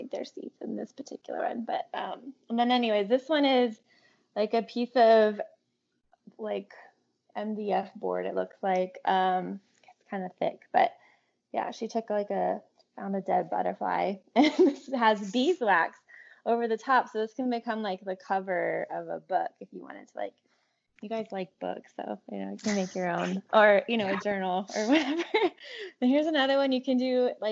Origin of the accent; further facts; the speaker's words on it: California, United States; when I grew up in California